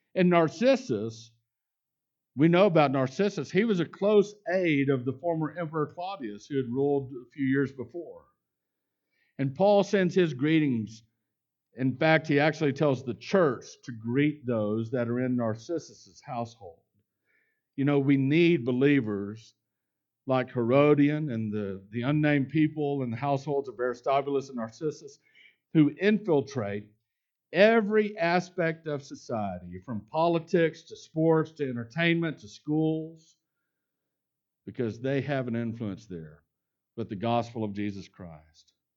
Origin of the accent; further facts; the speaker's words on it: Houston and Dallas, Texas, United States; also born or lived in Lubbock, Texas; I grew up in Houston and Dallas. The smallest town that I ever lived in growing up was Lubbock, Texas